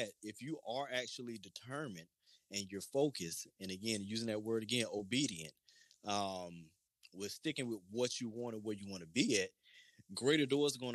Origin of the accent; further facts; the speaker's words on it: Lakeland, Florida, United States; growing up in Lakeland